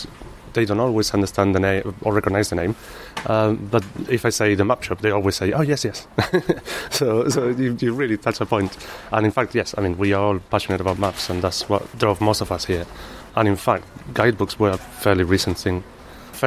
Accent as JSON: {"language": "English", "town": "Malaga", "region": "Andalusia", "country": "Spain", "second_language": "English", "moved": "as an adult", "lives_now": "London, United Kingdom", "said": "I'm originally from Spain. Probably can't tell from Malaga, and yes, I arrived to London about 13 years ago"}